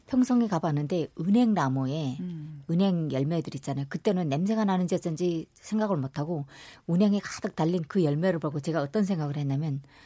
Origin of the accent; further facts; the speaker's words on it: Ryanggang, North Korea; now in South Korea; 저희 고향은 이제 양강도 산골이다 보니까